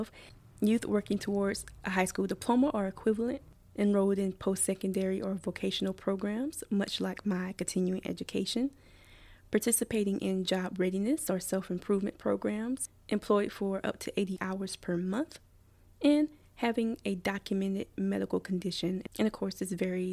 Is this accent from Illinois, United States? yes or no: no; Columbia, South Carolina, United States; I was born in Columbia, South Carolina, and placed in the Richland County foster care system at age 5